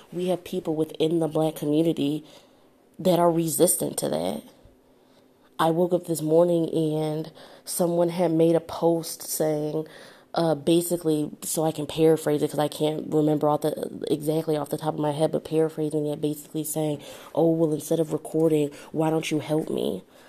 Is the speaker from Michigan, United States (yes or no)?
yes; Detroit, Michigan, United States; now in Southfield, United States; I actually live in Southfield, Michigan. So that's a suburb of Detroit. It's probably about, I'd say like 10, 15 minutes outside of Detroit, but I'm from Detroit